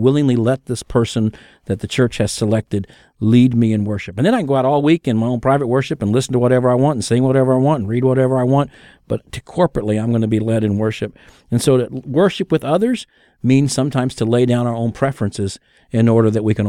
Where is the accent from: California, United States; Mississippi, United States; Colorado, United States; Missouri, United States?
Missouri, United States; Kansas City; I'm from Kansas City. That's Hallmark's world headquarters, the whole bit.